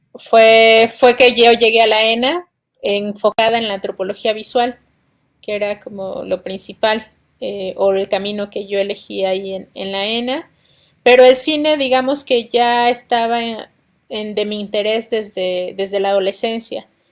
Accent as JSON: {"language": "Spanish", "region": "Oaxaca", "country": "Mexico", "tie": "born or raised there", "also_born_or_lived": "Mexico City", "moved": "as an adult", "said": "yo soy de la ciudad de Oaxaca, nací en Oaxaca"}